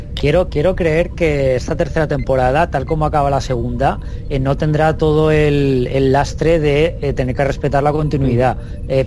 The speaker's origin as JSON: {"language": "Spanish", "town": "Alicante", "region": "Valencian Community", "country": "Spain", "said": "yo soy de Alicante"}